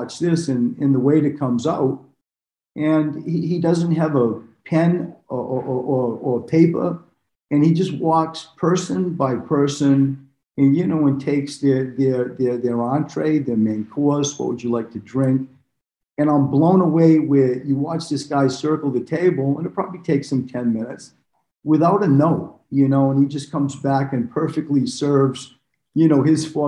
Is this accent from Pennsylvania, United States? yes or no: no; Maine, United States; moved away; also born or lived in Australia; I had come from Australia. I grew up in Maine.